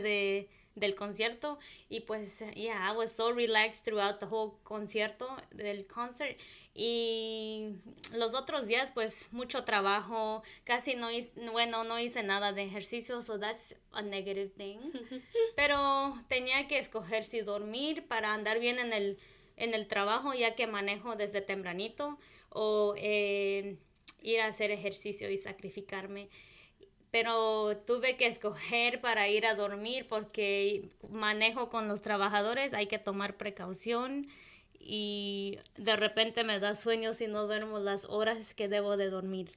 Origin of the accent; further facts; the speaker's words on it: Michoacán, Mexico; first language Purépecha; Spanish is a second language; now in United States; crecimos en, nuestro pueblo indígena ahí en Michoacán, y después nos mudamos aquí